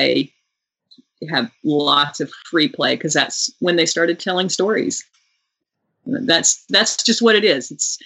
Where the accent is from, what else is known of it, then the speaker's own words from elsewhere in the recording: Houston, Texas, United States; also born or lived in Midland, Texas; When we moved from Midland, we moved to Houston, Texas, where I ended up singing in a choir